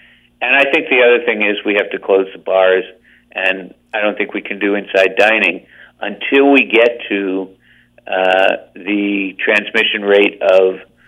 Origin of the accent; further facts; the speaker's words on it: New Jersey, United States; I'm old enough to remember getting it on the streets of the municipal building in the little town in which I grew up in New Jersey.